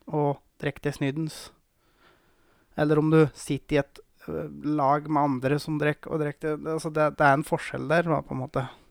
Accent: Gausdal, Innlandet, Norway; moved away; jeg har jo hatt egentlig hele oppveksten min i Gausdal

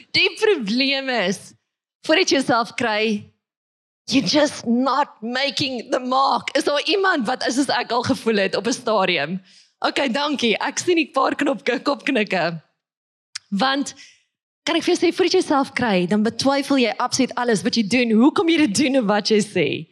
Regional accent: Witbank, Mpumalanga, South Africa; moved away; also born or lived in Pretoria; ek word gebore in Witbank

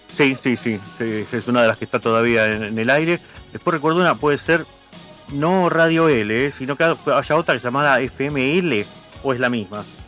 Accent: Quilmes, Buenos Aires Province, Argentina; soy de Quilmes

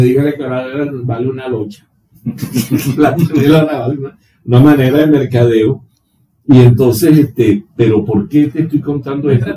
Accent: Calabozo, Guárico, Venezuela; yo soy nativo de Calabozo, Estado Guárico

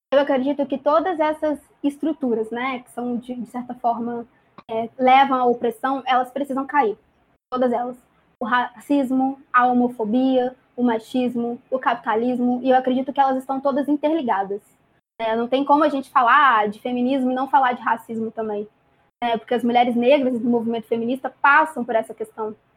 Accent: Volta Redonda, Rio de Janeiro, Brazil; tenho 21 anos, sou de Volta Redonda.

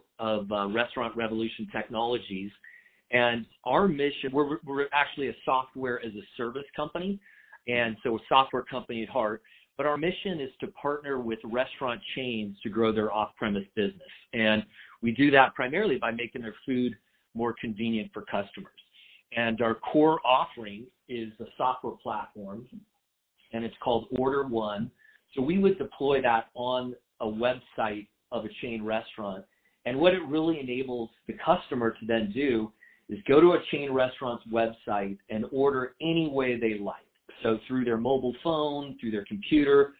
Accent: San Diego, California, United States; I grew up in San Diego in a family business

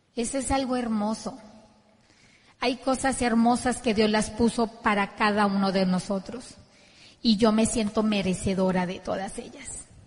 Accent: Ciudad Obregón, Sonora, Mexico; Vlad y yo somos de Ciudad Obregón, Sonora

